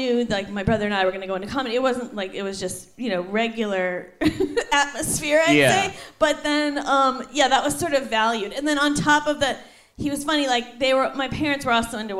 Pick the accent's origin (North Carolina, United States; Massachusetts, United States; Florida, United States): Massachusetts, United States; Lexington; now in New York, United States; I'm from Lexington, Mass